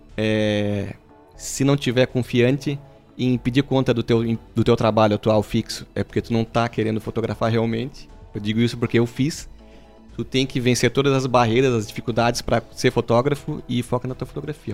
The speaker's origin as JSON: {"language": "Portuguese", "country": "Brazil", "said": "que sou brasileiro"}